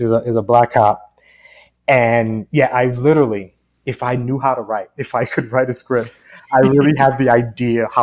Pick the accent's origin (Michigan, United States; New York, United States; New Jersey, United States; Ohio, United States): New York, United States; Long Island; growing up in Long Island, that's where I grew up